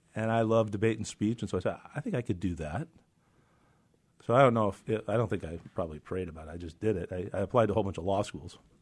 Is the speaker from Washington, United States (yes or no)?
yes; Reardan, Washington, United States; also born or lived in Walla Walla, Washington; I was born in Reardon, Spokane, so I'm an Eastern Washington guy.